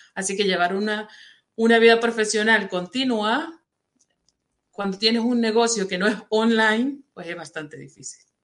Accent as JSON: {"language": "Spanish", "country": "Venezuela", "also_born_or_lived": "Saudi Arabia", "moved": "as an adult", "said": "yo soy venezolana y vivía en Venezuela"}